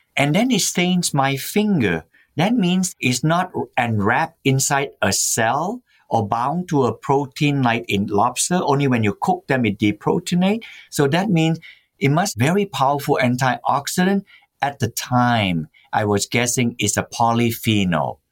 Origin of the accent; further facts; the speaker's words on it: Malaysia; also born or lived in Massachusetts, United States; now in United States; I was born in Malaysia when it was called the Malay Peninsula